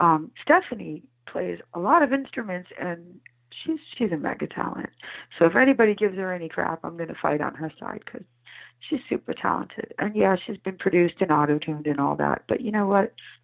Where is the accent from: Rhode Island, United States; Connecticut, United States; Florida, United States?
Rhode Island, United States; Providence; born there; also born or lived in New York City / Alexandria, Virginia; Yes, I was born in Providence, Rhode Island, but my My mother had been married multiple times.